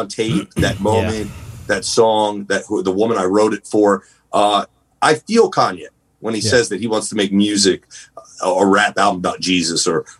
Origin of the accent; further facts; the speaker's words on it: Northeast, United States; Because, you know, growing up in the Northeast, I never really traveled growing up as a kid.